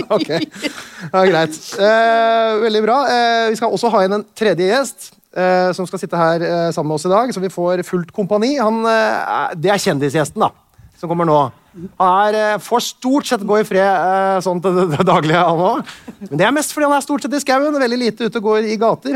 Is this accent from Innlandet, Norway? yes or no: no; Tønsberg, Vestfold, Norway; jeg er fra Tønsberg